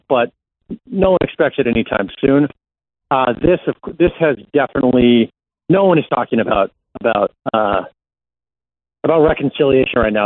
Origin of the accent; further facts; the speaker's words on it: United States; moved away as an adult; now in Israel; I grew up in the U.S. And I moved here mm, about a decade ago to report